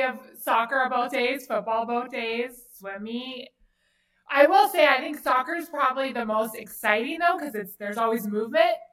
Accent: Southern California, United States; I grew up here in Southern California.

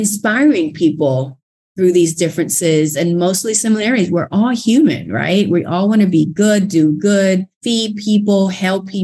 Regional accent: Thailand; English is a second language; now in Fort Worth, United States; English is not my first language

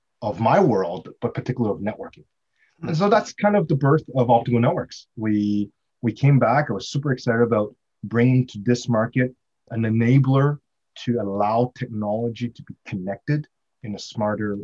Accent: Montreal, Quebec, Canada; also born or lived in Ontario, Canada; now in Vancouver, Canada; I grew up in Montreal

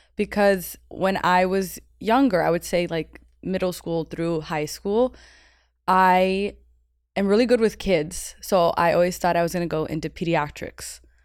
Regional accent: Miami, Florida, United States; I'm from Miami. born and raised, came from Cuban parents

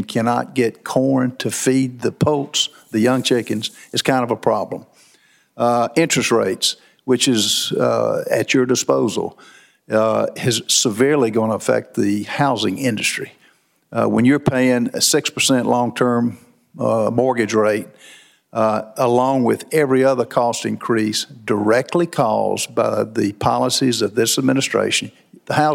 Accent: South Carolina, United States; I'm from South Carolina. People are moving there

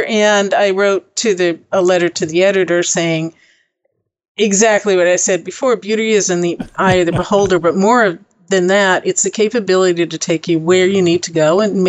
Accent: New York, United States; born there; moved away as an adult; also born or lived in Texas / New Mexico / California; I was born in New York. Traveled a lot. I left with a backpack, literally. When I was 18, traveled around the world.

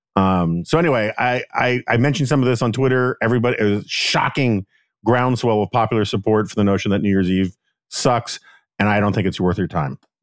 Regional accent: New York City, New York, United States; I'm from New York

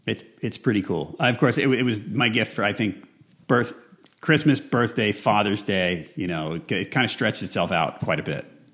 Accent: New York, United States; I grew up in New York

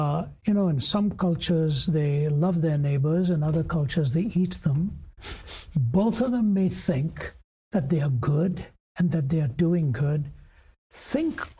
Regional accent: North India, India; even within India, I was raised in the North, born in the South.

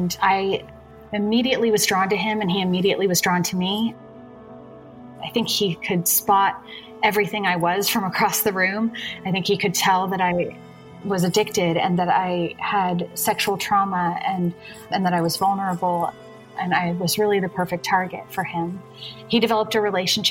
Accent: San Francisco Bay Area, California, United States; So I grew up in the San Francisco Bay Area in a good home, two loving parents and two sisters.

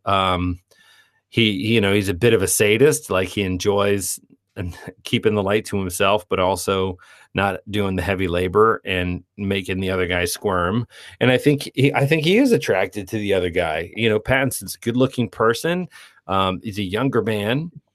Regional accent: Parkersburg, West Virginia, United States; moved away as an adult; also born or lived in San Francisco / New York; we grew up in Parkersburg, West Virginia

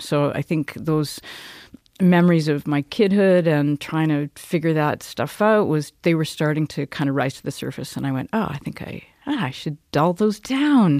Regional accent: Cranbrook, British Columbia, Canada; also born or lived in Kimberley; I grew up in Cranbrook. I was born in Kimberley. I grew up in Cranbrook

